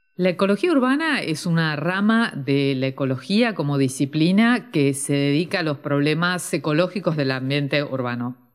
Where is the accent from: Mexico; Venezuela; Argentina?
Argentina